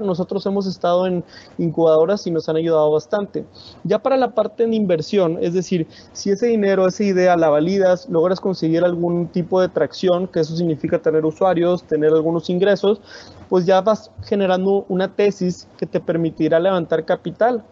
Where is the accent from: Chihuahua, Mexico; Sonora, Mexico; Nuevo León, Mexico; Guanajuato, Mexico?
Nuevo León, Mexico; Monterrey; yo soy de Monterrey